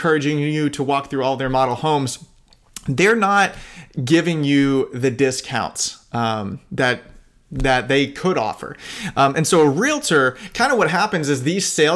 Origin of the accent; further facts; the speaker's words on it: Sarasota, Florida, United States; I grew up in Sarasota